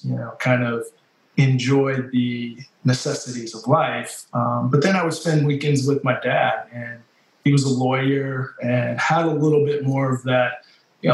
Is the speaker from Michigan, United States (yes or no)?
yes; Grand Rapids, Michigan, United States; moved away as an adult; also born or lived in East Lansing, Michigan / Florida; now in Charlotte, United States; I grew up in Grand Rapids, Michigan, and I would say East Lansing, Michigan, through my high school years